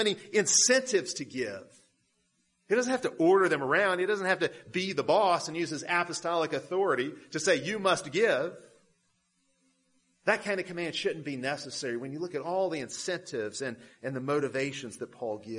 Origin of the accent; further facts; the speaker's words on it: United States; us as American Christians